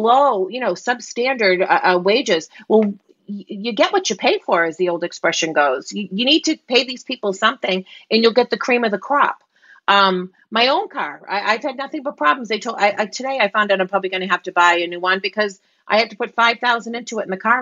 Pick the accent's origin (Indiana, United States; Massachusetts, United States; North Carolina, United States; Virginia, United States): Massachusetts, United States; Boston; accent: Boston; my Boston accent